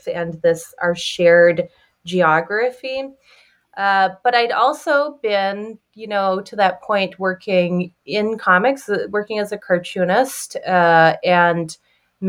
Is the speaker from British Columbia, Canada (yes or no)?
yes; Victoria, British Columbia, Canada; now in Chicago, United States; growing up in the Pacific Northwest and in Victoria, became symbolic of the island where I grew up